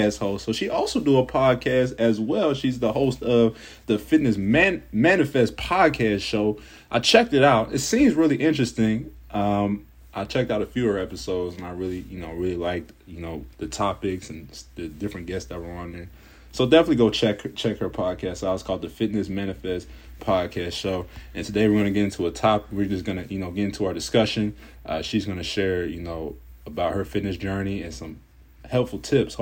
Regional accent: Cincinnati, Ohio, United States; I'm from Cincinnati, Ohio. So all the way on the East Coast. So I've lived in Ohio all my life.

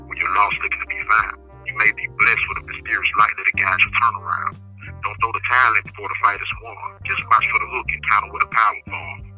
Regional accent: Chattanooga, Tennessee, United States; moved away as an adult; now in Edgefield, United States; my hometown of Chattanooga, Tennessee

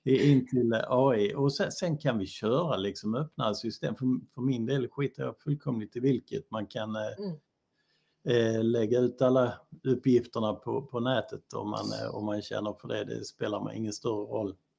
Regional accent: Bosnia & Herzegovina; also born or lived in Helsingborg, Sweden; now in Sweden; jag är från Bosnien

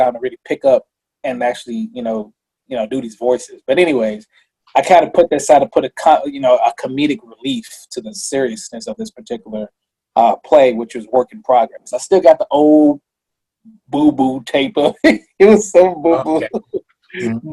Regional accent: Missouri, United States; I'm not from Kansas. I'm from Missouri

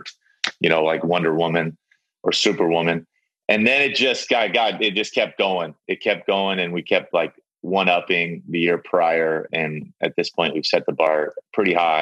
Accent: San Diego, California, United States; I'm from San Diego

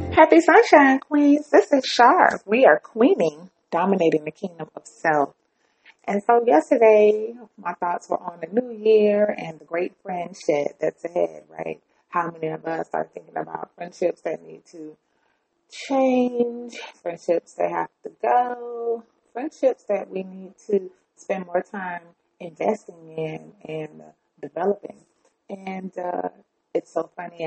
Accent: the South, United States; I am black and I'm from the South

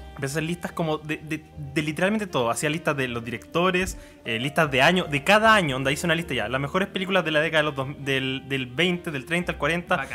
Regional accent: Chillán, Ñuble, Chile; yo soy de Chillán

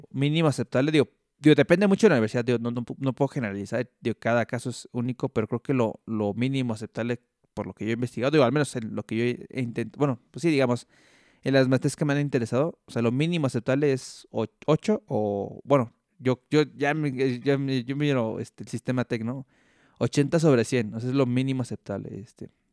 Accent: Mexico; yo soy mexicano

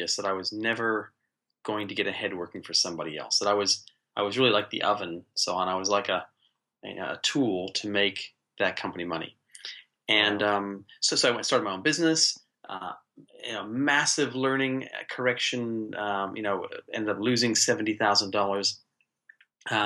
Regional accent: United States; now in New Zealand; I'm American originally. I've been living here in New Zealand, in the most beautiful country, best country in the world, for the last, 33 years

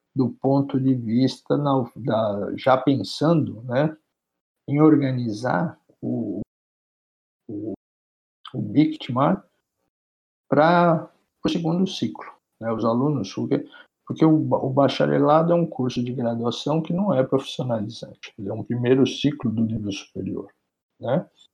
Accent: Santos, São Paulo, Brazil; also born or lived in United States / Germany; eu sou santista, nasci em Santos minha família toda é de Santos

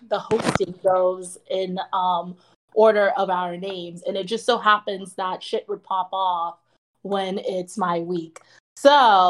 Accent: South Florida, United States; also born or lived in Milwaukee, Wisconsin; growing up in South Florida, being Black

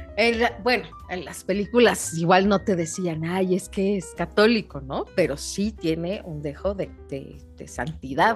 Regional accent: Mexico City, Mexico; siendo mexicanos y chilangos

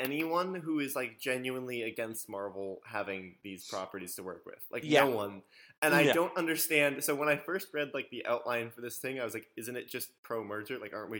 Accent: California, United States; I'm in California. My home state. I'm in my home, in fact.

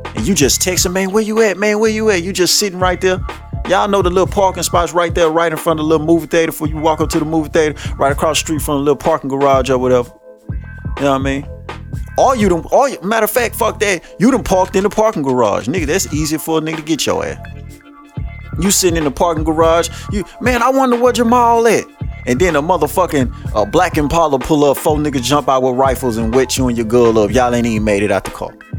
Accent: Shreveport, Louisiana, United States; I grew up all over Shreveport

